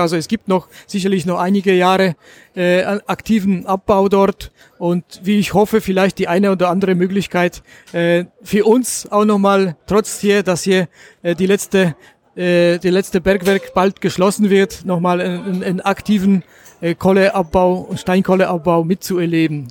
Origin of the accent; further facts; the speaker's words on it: Gliwice, Silesian Voivodeship, Poland; moved away as an adult; now in Germany; ich komme äh, aus Oberschlesien, aus der Gegend Gleiwitz